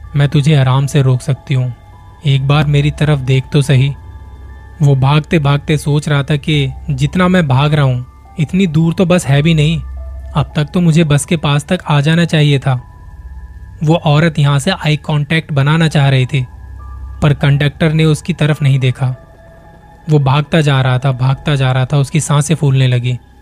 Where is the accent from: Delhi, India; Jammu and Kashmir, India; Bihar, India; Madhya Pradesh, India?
Delhi, India; मैं खुद दिल्ली से हूँ